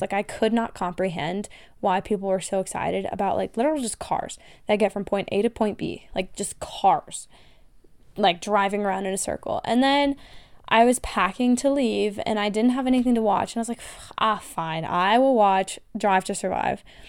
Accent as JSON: {"language": "English", "country": "United States", "accent": "American", "said": "they heard my accent and ran. Um, Germans, they were like, \"Oh my God, you're American."}